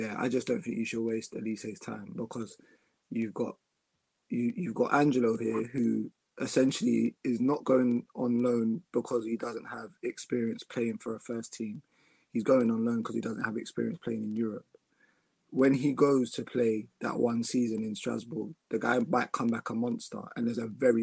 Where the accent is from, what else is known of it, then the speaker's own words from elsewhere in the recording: Ghana; I'm Ghanaian